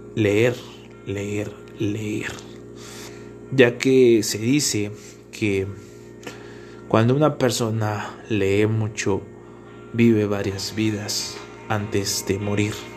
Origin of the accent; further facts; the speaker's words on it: Tlaxcala, Mexico; also born or lived in Tepetitla; soy del estado de Tlaxcala y resido en un pueblito